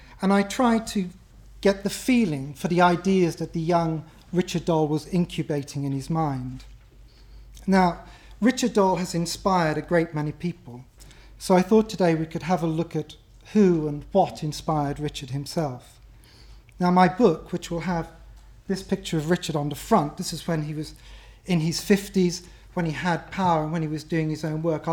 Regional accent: Ireland; as an Irishman

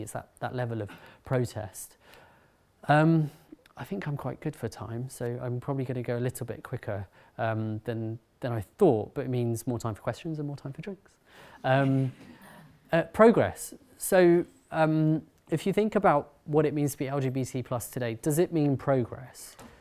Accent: London, United Kingdom; I'm from uh, Harrow, North London

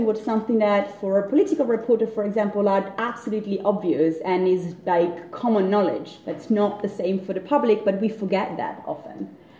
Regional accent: Italy; I'm Italian, I'm not British

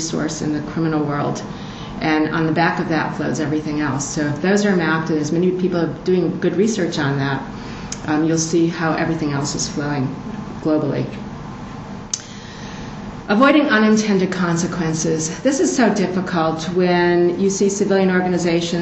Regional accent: United States

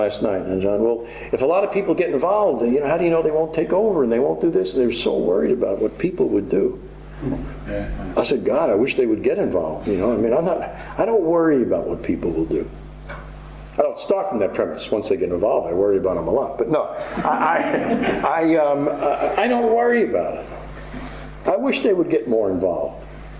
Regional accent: New York City, New York, United States; I'm from New York City and on the street

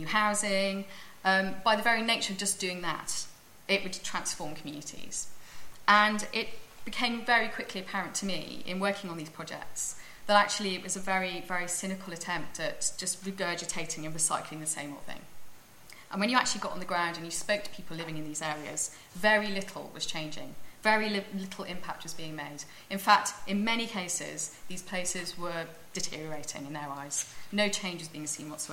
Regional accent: Cardiff, Wales, United Kingdom; moved away as an adult; I grew up in Cardiff, as a great city

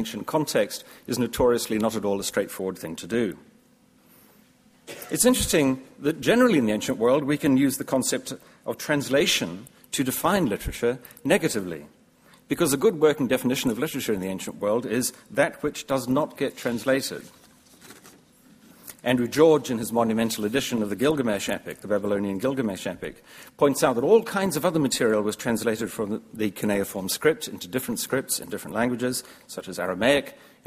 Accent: New Zealand; As a New Zealander

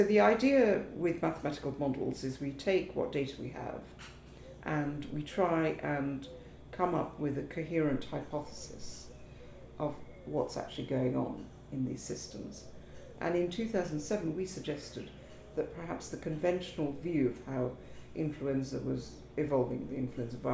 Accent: Kolkata, West Bengal, India; moved away as an adult; also born or lived in Africa / Princeton, United States; now in United Kingdom; I was born in Calcutta, spent a lot of my early childhood in Africa and in the United Kingdom, but then returned to Calcutta for what I call my formative years, secondary school

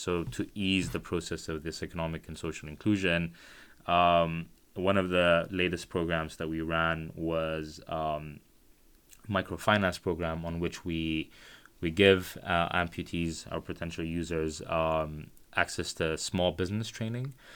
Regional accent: Khartoum, Sudan; I'm from Khartoum, which is the capital of Sudan

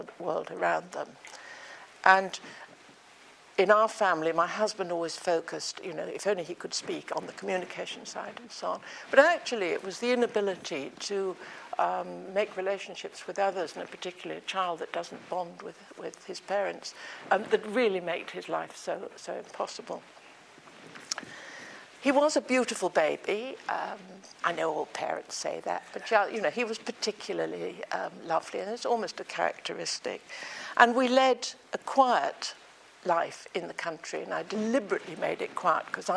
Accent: England, United Kingdom; also born or lived in Germany; I grew up in England

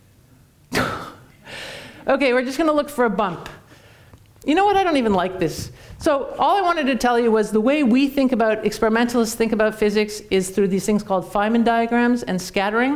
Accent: Canada; now in United States; I'm Canadian

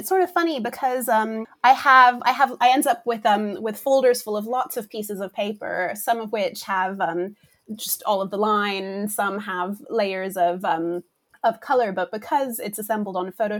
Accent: Brussels, Brussels-Capital Region, Belgium; And so my family is American, but we grew up in Europe. So I feel like we had sort of a mixture of classic American picture books and also some of the British ones and even some French ones because we lived in Brussels.

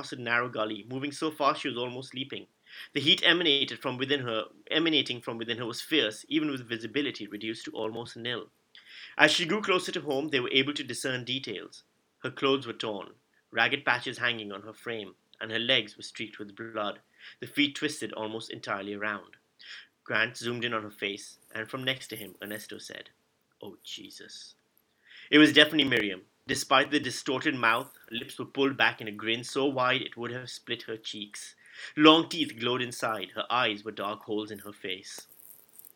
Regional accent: Karachi, Sindh, Pakistan; I grew up in Pakistan, in Karachi

